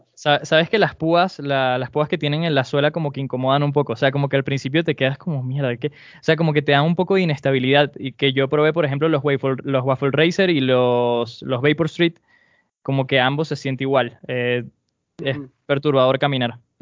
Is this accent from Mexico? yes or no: no; Venezuela